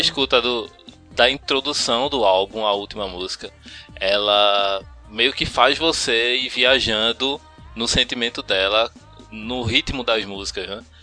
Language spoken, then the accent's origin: Portuguese; Pernambuco, Brazil; accent: pernambucano; aquele sotaque carregado pernambucano